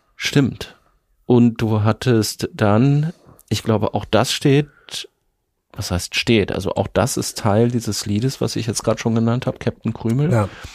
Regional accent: a village in East Westphalia, Minden-Lübbecke district, North Rhine-Westphalia, Germany; Ich komme aus einem Dorf in Ostwestfalen

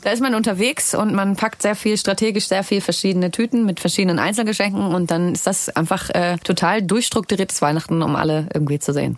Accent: Hamburg, Germany; ich komme ja aus Hamburg

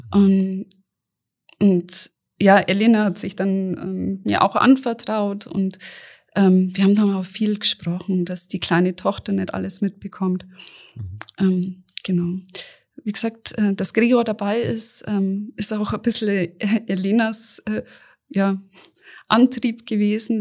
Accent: near Auerbach, Bavaria, Germany; Ich bin in der Nähe groß geworden.

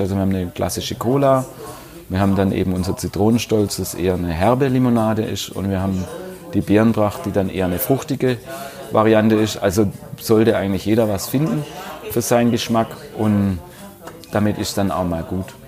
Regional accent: Bietigheim, Baden-Württemberg, Germany; bei uns in Bietigheim

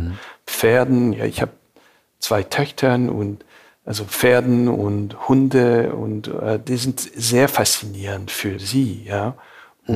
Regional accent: Montreal, Quebec, Canada; German is a second language; moved away as an adult; also born or lived in Beirut, Lebanon / Munich, Germany / California, United States; Montreal ist definitiv so mein Heimatstadt

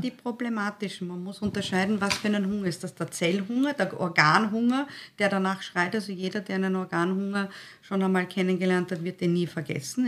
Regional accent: Styria, Austria; Ich bin ein Steirerkind, ich bin eine halbe Steirerin

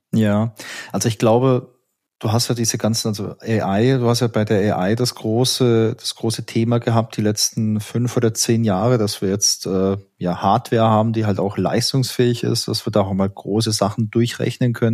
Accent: Southern Germany, Germany; ich komme ja aus Süddeutschland und da ist man ja immer sehr knausrig

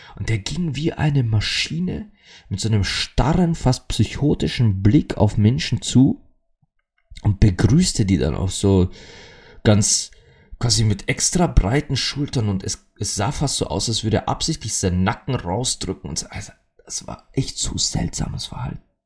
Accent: Austria; bei uns in Österreich sagt man das so

